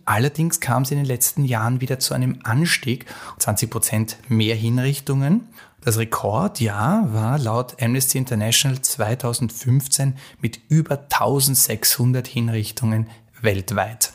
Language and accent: German; Austria; Bei uns in Österreich